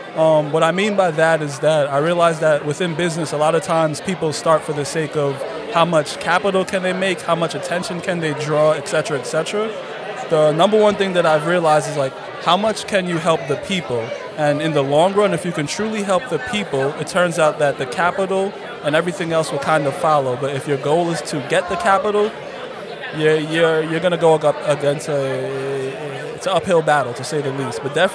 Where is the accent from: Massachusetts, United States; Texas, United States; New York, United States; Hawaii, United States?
New York, United States; Long Island; also born or lived in Brooklyn; now in Tallahassee, United States; I'm originally from Brooklyn, New York, raised in Long Island, New York, about 40 minutes away from there.